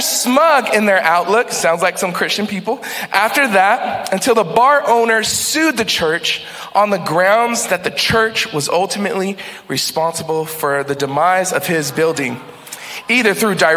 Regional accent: Texas, United States; now in New England, United States; I'm from Texas

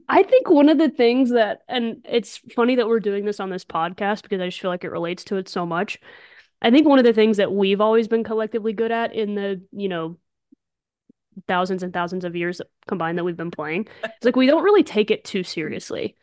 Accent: Morris, Alabama, United States; also born or lived in Birmingham, Alabama; Lived in Morris, Alabama, my whole life

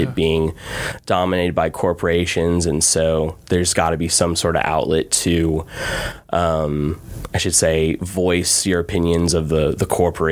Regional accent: Beaumont, Texas, United States; now in Austin, United States; I grew up here in Beaumont

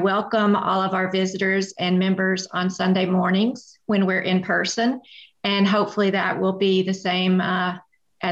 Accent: Atlanta, Georgia, United States; I grew up in Atlanta

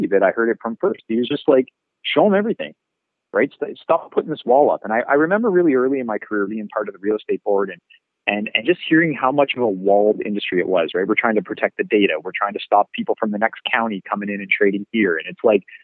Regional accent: Brantford, Ontario, Canada; I had almost a decade in my hometown of being a realtor

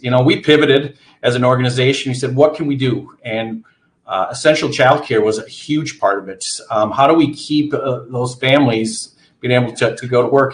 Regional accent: Antigo, Wisconsin, United States; moved away as an adult; also born or lived in Eau Claire, Wisconsin; I'm from Antigo, Wisconsin, grew up there.

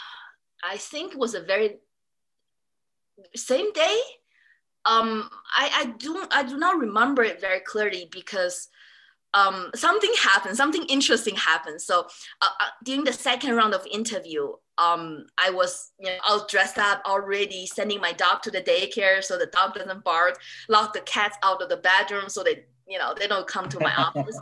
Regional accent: Singapore; moved away; also born or lived in London, United Kingdom; I grew up in Singapore, I study in London School of Economic and Political Science.

